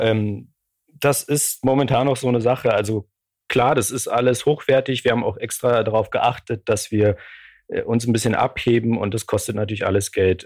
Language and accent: German; Poland; moved away; weil ich aus Polen komme